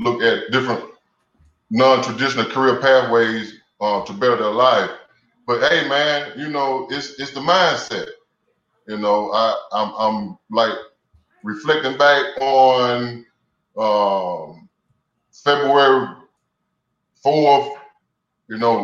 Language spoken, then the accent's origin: English; Alabama, United States; I'm from Alabama